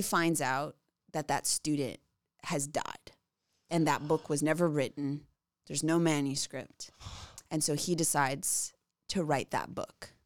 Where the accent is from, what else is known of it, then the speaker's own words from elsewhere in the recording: outside of Chicago, Illinois, United States; I grew up outside of Chicago